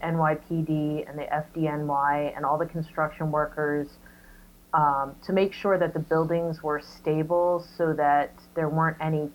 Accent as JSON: {"language": "English", "region": "New Jersey", "country": "United States", "also_born_or_lived": "New York", "moved": "as an adult", "said": "And then from there, I moved to New York. I'm originally from New Jersey."}